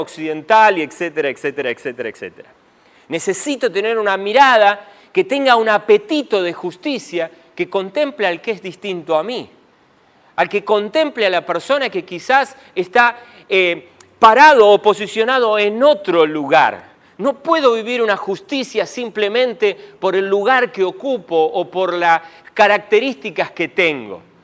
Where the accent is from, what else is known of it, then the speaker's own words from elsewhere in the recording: Argentina; me puedo definir como argentino